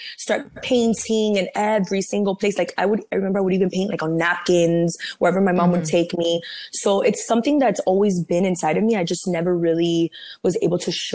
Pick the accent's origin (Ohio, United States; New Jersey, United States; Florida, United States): Florida, United States; Miami; also born or lived in Cuba; So I was born in Cuba, but I came when I was 3. And then I lived in Miami my whole entire life